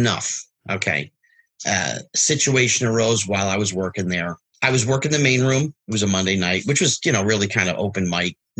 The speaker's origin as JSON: {"language": "English", "region": "New Jersey", "country": "United States", "tie": "born or raised there", "said": "I didn't grow up in L.A. I grew up in New Jersey"}